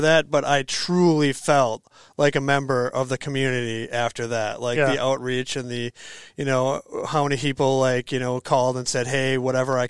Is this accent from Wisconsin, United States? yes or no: yes; Green Bay, Wisconsin, United States; moved away as an adult; also born or lived in Madison, Wisconsin; now in Sun Prairie, United States; I was born in the Green Bay area. I came down to Madison to go to school